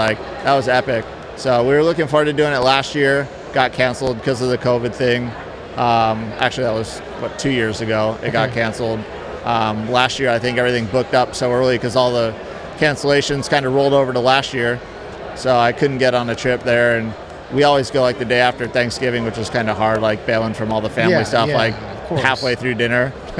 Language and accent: English; Palm Beach, Florida, United States; Palm Beach, Florida.